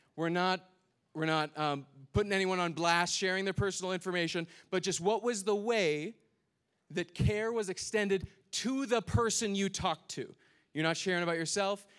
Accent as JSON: {"language": "English", "region": "Minnesota", "country": "United States", "said": "I'm from Minnesota"}